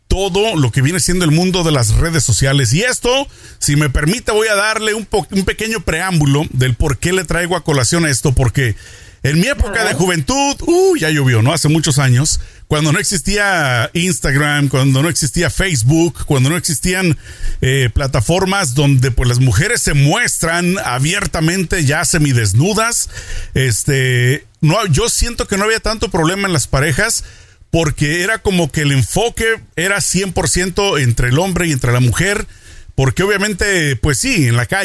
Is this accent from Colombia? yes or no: no; Mexico; una costumbre más de Estados Unidos en mi época de juventud de niño en México pues no existía